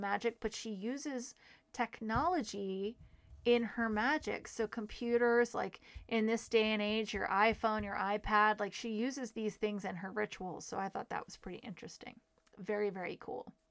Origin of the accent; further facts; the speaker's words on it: Manassas, Virginia, United States; I was raised in Manassas, Virginia, where the Civil War is sort of shoved down your throat